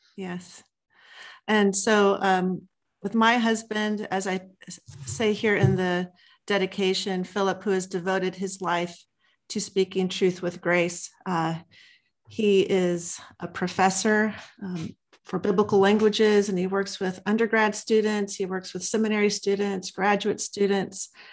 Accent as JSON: {"language": "English", "town": "Los Angeles", "region": "California", "country": "United States", "tie": "born or raised there", "moved": "as an adult", "lives_now": "Texas, United States", "said": "I'm originally born and raised in Los Angeles, California"}